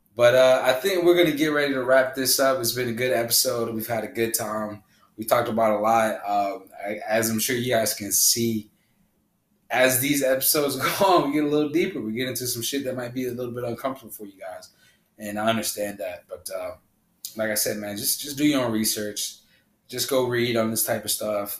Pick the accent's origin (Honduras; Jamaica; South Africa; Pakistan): Honduras; my home country, Honduras